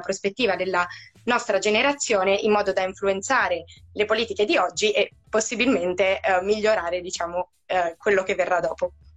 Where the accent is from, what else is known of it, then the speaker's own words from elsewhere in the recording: Ferrara, Emilia-Romagna, Italy; ho 23 anni, vengo da Ferrara